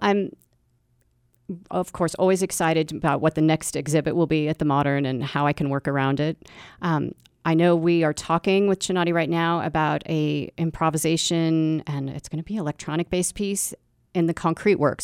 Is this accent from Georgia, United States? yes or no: no; Texas, United States; I'm a Texan artist